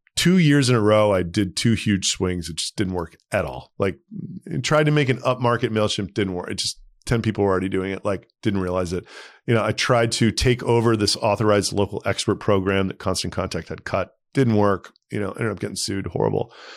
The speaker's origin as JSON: {"language": "English", "region": "Texas", "country": "United States", "tie": "born or raised there", "also_born_or_lived": "New York", "moved": "as an adult", "said": "I grew up in Texas"}